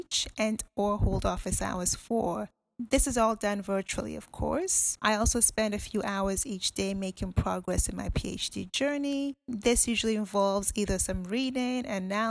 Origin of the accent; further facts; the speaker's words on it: Ghana; now in United Kingdom; I'm from Ghana, and I'm currently based here